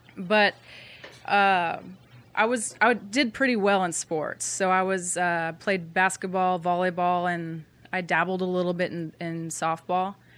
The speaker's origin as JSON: {"language": "English", "town": "Bremerton", "region": "Washington", "country": "United States", "tie": "born or raised there", "said": "I grew up in Bremerton, Washington"}